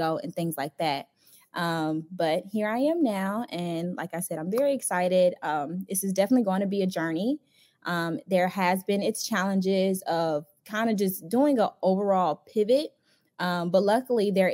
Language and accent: English; Chicago, Illinois, United States; moved away as an adult; now in Atlanta, United States; I'm originally from Chicago, born and raised. I transplanted to Atlanta to attend Spelman College